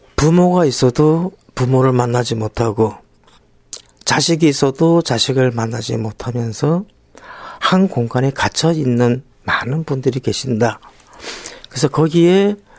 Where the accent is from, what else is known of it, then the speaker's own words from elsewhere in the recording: Busan, South Korea; 저는 부산에서 올라온